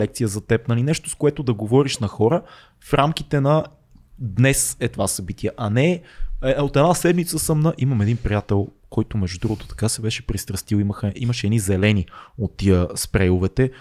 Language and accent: Bulgarian; Sofia, Sofia City, Bulgaria; accent: Shop; also born or lived in Burgas; ще отговоря като шоп